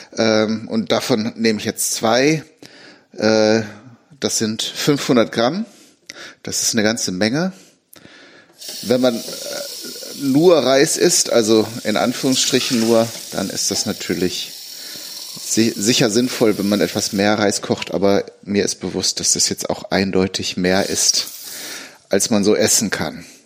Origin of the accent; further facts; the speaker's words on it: Germany; hier bei uns in Deutschland